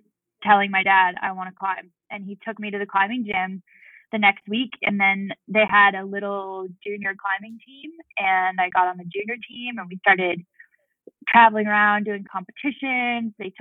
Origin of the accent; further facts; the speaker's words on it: Boulder, Colorado, United States; also born or lived in Tahoe area; now in Lake Tahoe, United States; I grew up in Boulder, Colorado